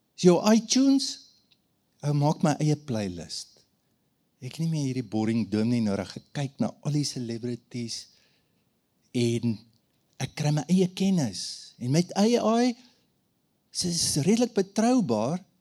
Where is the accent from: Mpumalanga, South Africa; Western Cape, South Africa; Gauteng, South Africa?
Mpumalanga, South Africa; Standerton; Ek het groot geword op Standerton